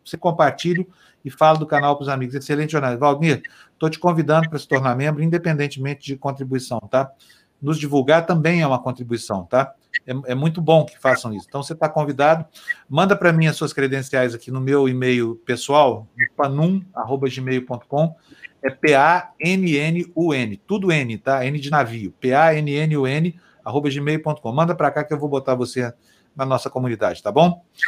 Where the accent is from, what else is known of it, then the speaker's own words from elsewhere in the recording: Uberlândia, Minas Gerais, Brazil; moved away; lá na minha cidade, Uberlândia